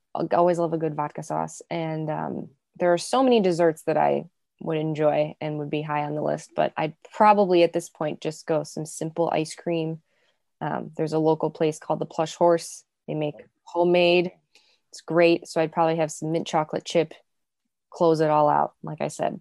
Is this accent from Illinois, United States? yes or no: yes; Chicago, Illinois, United States; I grew up in the south suburbs of Chicago, so born and raised in Chicago